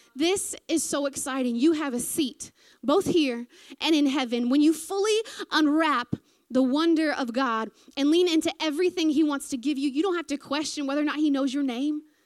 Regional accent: American South, United States; accent: southern; moved away as an adult; now in New Zealand; sometimes when I get nervous is when I go real southern

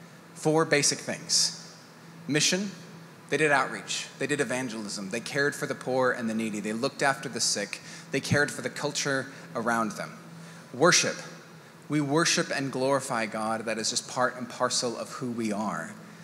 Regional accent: Mexico; I am a missionary kid. My dad, the way that they did church planting when I was a kid, I grew up in Mexico.

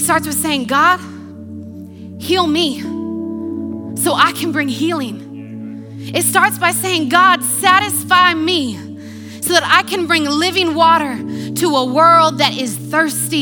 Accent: United States; accent: American; moved away as an adult; now in New Zealand; I'm an American with an American passport, educated in America. That's my accent.

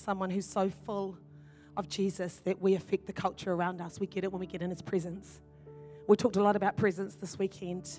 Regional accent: New Zealand; also born or lived in Ireland; I'm from New Zealand

